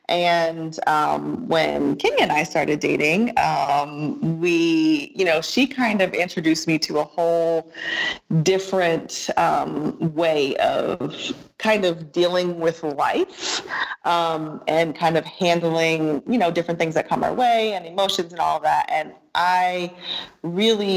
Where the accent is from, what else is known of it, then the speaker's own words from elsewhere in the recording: Germany; moved away; I grew up in Germany